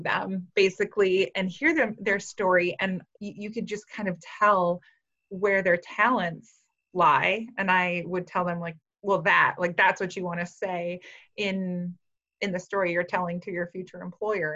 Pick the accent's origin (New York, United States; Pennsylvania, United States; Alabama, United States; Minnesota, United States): Minnesota, United States; Frazee; moved away as an adult; now in Fargo, United States; I grew up in Frazee, Minnesota